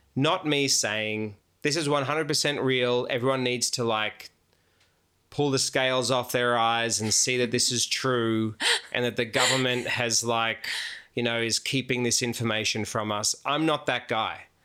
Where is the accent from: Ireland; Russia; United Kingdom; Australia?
Australia; moved away as an adult; now in United States; as an Australian who's just moved to America, and I've been there like a year